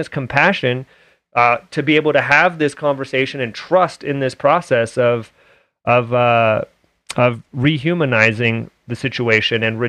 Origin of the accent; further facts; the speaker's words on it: Oakland, California, United States; also born or lived in Hayward; now in Utah, United States; I grew up in Hayward and Oakland area in the Bay Area